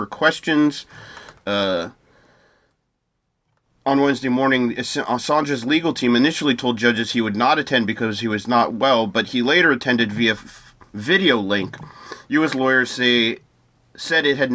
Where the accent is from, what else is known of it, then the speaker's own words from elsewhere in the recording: United States; as an American